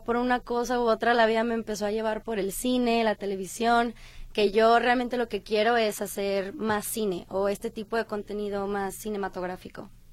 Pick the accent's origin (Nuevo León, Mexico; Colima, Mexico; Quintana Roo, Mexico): Colima, Mexico; now in Guadalajara, Mexico; yo realmente soy de Colima, pero he vivido aquí muchísimo tiempo